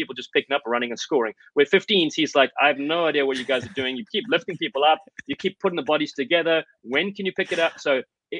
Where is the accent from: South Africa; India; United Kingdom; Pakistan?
South Africa; accent: African; moved away as an adult; now in United States; growing up in South Africa